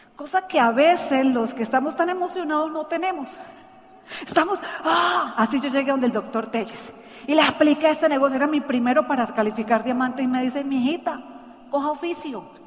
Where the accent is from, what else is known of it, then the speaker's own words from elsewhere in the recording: Santander, Colombia; Ella es de mi tierra, santanderiana. Dicen que las santanderianas planchamos con la mano